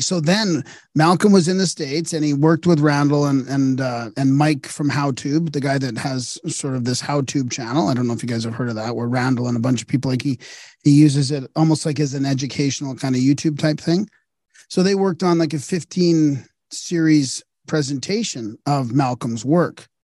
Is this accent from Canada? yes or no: yes; Canada; I'm Canadian